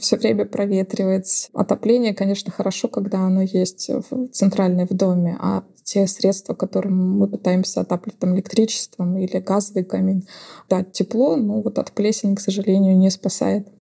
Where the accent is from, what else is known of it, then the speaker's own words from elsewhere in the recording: Russia; moved away as an adult; now in Portugal; для русских людей, когда мы приезжаем из России